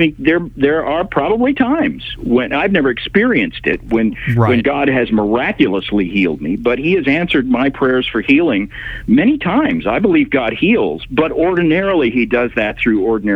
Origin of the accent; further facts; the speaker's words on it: Tulsa, Oklahoma, United States; I grew up in Tulsa, Oklahoma.